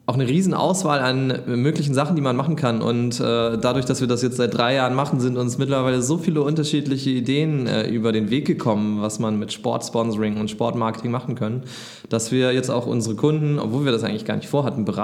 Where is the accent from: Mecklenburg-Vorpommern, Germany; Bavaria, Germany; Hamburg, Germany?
Hamburg, Germany; Und als Hamburger ist es auch schwer.